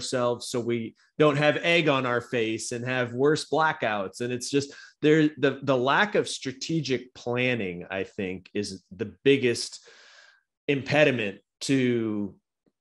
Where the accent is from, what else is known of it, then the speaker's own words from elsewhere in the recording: San Diego, California, United States; I'm born and raised in San Diego.